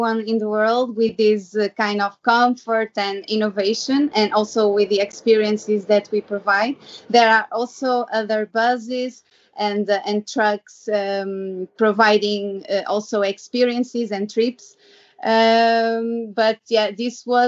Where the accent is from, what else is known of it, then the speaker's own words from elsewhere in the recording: Porto, Norte, Portugal; I'm original from Porto in Portugal.